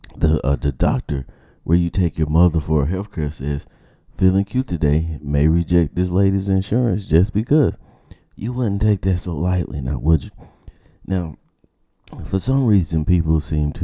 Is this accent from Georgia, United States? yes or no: yes; Georgia, United States